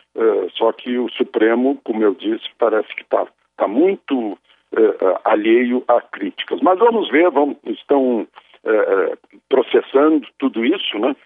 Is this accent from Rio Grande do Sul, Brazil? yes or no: yes; municipality neighbouring Rio Pardo, Rio Grande do Sul, Brazil; moved away; é no município vizinho do lugar onde eu nasci, Rio Pardo